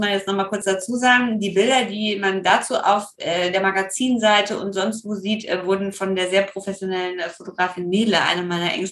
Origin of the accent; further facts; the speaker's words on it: Rhineland, Germany; ich komme ja aus dem Rheinland, also ich würde in einer karnevalistischen Verkleidung auftauchen und gar nicht Oktoberfest adäquat.